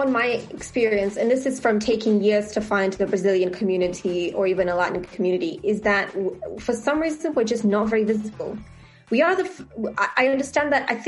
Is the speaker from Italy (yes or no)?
yes; Italy; born there; I was born in Italy, and at the time they didn't allow people to add their mother's name.